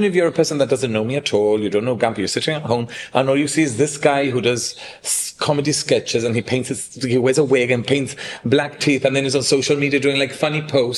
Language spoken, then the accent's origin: English; Gibraltar; accent: Gibraltarian; moved away as an adult; also born or lived in Japan / United States / London; As a Gibraltarian